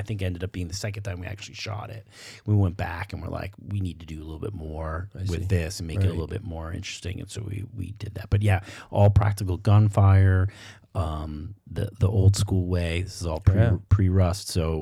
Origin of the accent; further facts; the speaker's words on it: Boston, Massachusetts, United States; I'm from Boston. Right. You know, I'm not a cowboy.